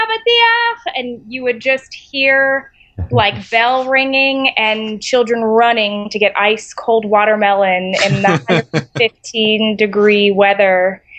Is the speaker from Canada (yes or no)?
no; Israel; moved away; I grew up in the Middle East. I grew up in Israel, and I speak Hebrew.